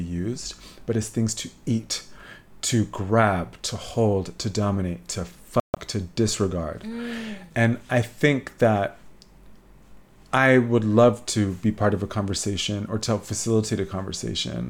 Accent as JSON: {"language": "English", "town": "Atlanta", "region": "Georgia", "country": "United States", "tie": "born or raised there", "said": "I grew up in Atlanta"}